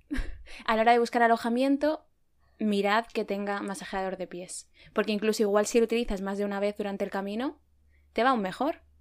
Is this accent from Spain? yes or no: yes; Spain; also born or lived in Madrid